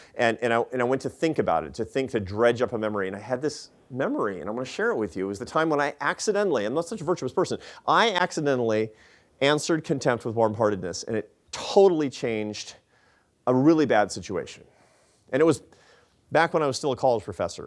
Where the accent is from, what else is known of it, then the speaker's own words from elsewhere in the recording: Seattle, Washington, United States; Seattle, 'cause that's my hometown